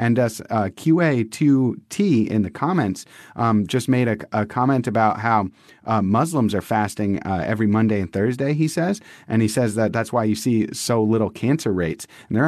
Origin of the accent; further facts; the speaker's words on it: Massachusetts, United States; now in San Diego, United States; we're transplants from the East Coast to the West Coast. We live in San Diego. We're from Massachusetts.